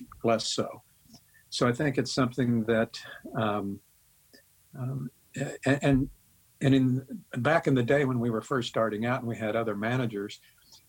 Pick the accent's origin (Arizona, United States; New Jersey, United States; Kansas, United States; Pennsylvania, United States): Kansas, United States; Topeka